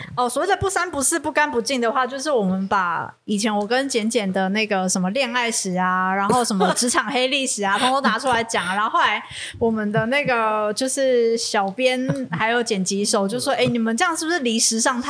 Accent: Taiwan; 我们台湾

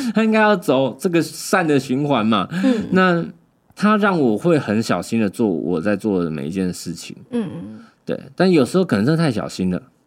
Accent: Keelung, Taiwan; moved away as an adult; now in Taipei, Taiwan; 我们基隆就是你们， 你们台北人都称我们基隆是南部人啊

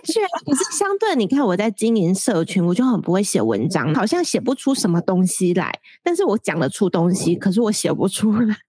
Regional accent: central Taiwan, Taiwan; moved away as an adult; also born or lived in Taipei; 我要上台北，因为我是中部人

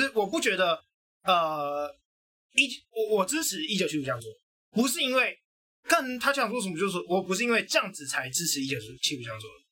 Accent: Taiwan; 我认同我是台湾人

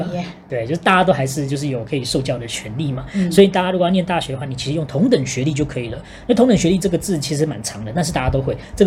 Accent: Singapore; 我这新加坡人台语不好

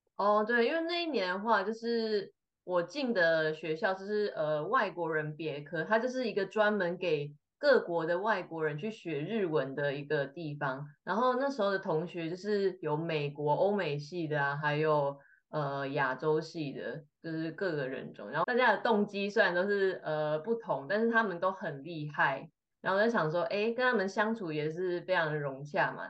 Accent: Taiwan; moved away as an adult; also born or lived in Tokyo, Japan; now in Kotohira, Japan; 我们都台湾人嘛

